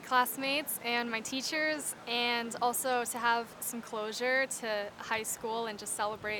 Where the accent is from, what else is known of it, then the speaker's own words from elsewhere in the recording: California, United States; I'm from California.